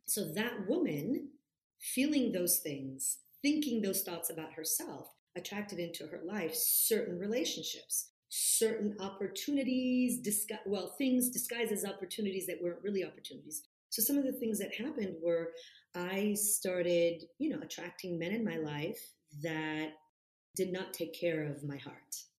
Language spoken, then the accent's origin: English; Florence, Tuscany, Italy; moved away as an adult; also born or lived in California; my hometown is in Florence, so I was born and raised in Florence, Italy, and I was there for the first 20 years of my life until I moved to California to go to college